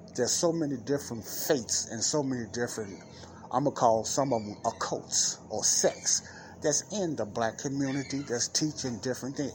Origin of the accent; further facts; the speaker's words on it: Chicago, Illinois, United States; here in Chicago, my hometown